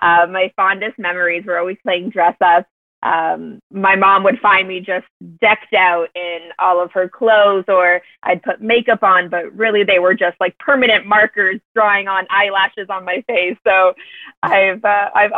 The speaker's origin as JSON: {"language": "English", "country": "Canada", "also_born_or_lived": "Toronto, Canada", "moved": "as an adult", "lives_now": "Chicago, United States", "said": "I actually went to university in Canada, in Toronto"}